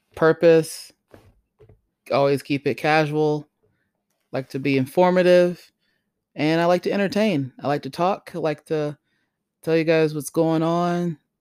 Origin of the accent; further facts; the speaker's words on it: Greenville, South Carolina, United States; I was born in Greenville, South Carolina.